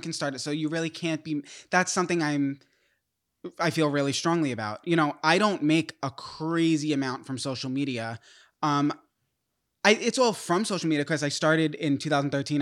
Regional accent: New York, United States; I'm from New York

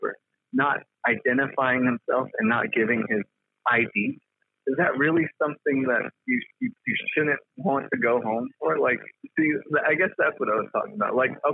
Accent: Chinle, Arizona, United States; I'm from Chinle, Arizona, baby

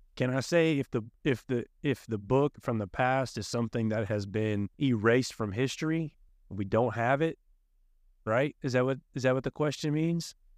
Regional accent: College Station, Texas, United States; I am also from the Bryan College Station area

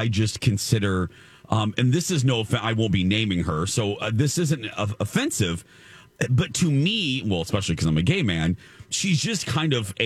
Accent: Michigan City, Indiana, United States; my hometown in Michigan City

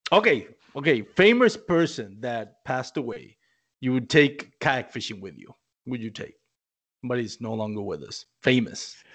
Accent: Puerto Rico; moved away as an adult; now in Texas, United States

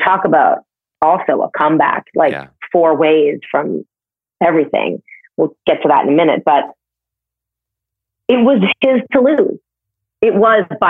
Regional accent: Canada; now in New York, United States; I'm from Canada

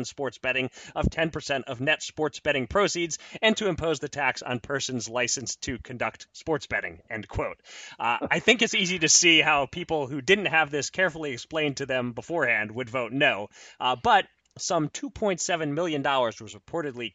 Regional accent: Pennsylvania, United States; my home state of Pennsylvania

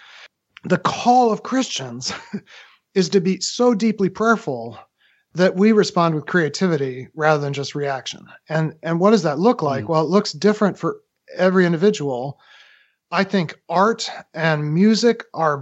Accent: United States; as an American

